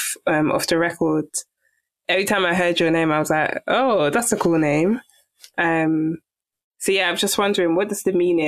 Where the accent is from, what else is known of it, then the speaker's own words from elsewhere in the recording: Nigeria; from one being Nigerian